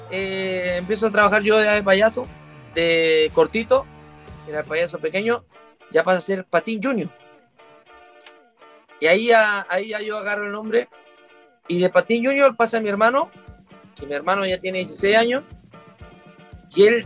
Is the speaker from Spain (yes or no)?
no; Viña del Mar, Valparaíso, Chile; born there; yo nací en la ciudad de Viña del Mar. Y obviamente eh, la familia de nosotros es toda, la mayoría de Viña del Mar, eh, estamos radicados allá, pero nunca estamos allá.